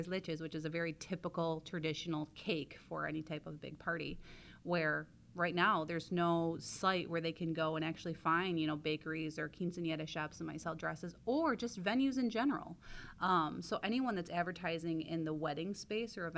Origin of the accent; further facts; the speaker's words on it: Jackson, Michigan, United States; I'm from Jackson and our business is in Ann Arbor